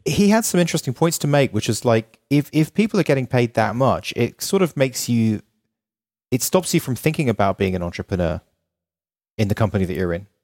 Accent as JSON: {"language": "English", "region": "London", "country": "United Kingdom", "moved": "yes", "lives_now": "Los Angeles, United States", "said": "I'm from London"}